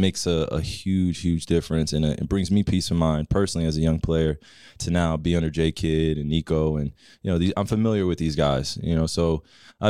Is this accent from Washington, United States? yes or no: no; New Jersey, United States; moved away as an adult; now in Dallas, United States; having a great environment and community in which I grew up in Jersey